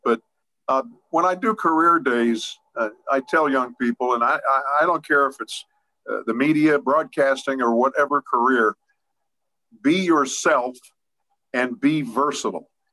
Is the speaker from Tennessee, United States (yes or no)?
no; Pittsburgh, Pennsylvania, United States; I'm from the Garfield section of Pittsburgh